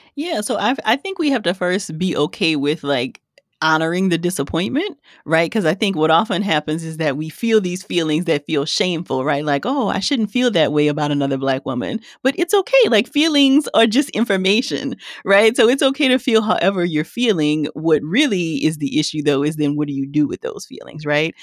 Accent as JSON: {"language": "English", "region": "Louisiana", "country": "United States", "said": "I'm from Louisiana"}